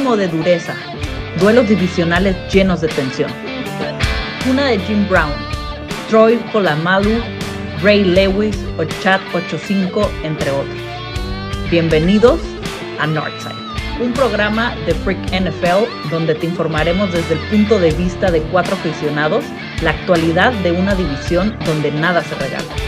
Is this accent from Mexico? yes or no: yes; northern Mexico, Mexico; como todo norteño